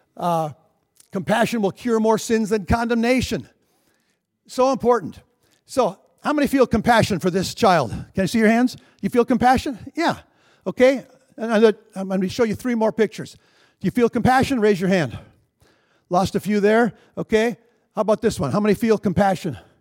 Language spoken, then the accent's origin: English; Minnesota, United States; I'm a Minnesotan